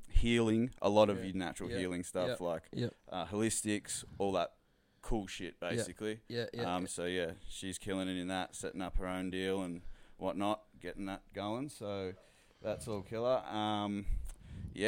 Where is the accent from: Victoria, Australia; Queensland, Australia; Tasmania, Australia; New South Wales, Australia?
Victoria, Australia; Melton; I come from Melton, Australia, and... yeah, that's basically where I grew up